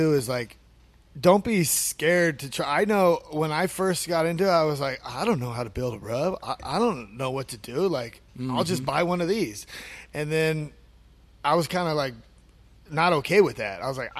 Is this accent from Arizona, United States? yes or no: no; California, United States; It's cool like feeling, because I came from California where, you know, everything's been set and done.